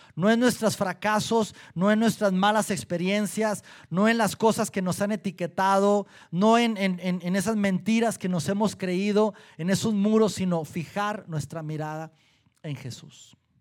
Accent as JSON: {"language": "Spanish", "region": "Durango", "country": "Mexico", "moved": "yes", "lives_now": "Saltillo, Mexico", "said": "Yo soy de Durango, mi esposa de Colima"}